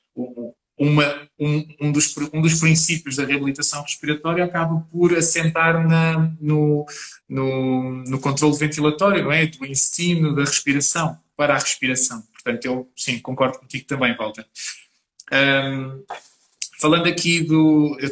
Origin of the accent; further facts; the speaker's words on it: Portugal; eu como português